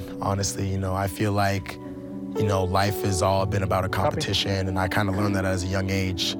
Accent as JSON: {"language": "English", "town": "Hamilton", "region": "Ontario", "country": "Canada", "tie": "born or raised there", "moved": "yes", "lives_now": "Provo, United States", "said": "I grew up in Hamilton, Ontario, Canada, and it was tough growing up. You know, you had to be tough there. I come from a big family."}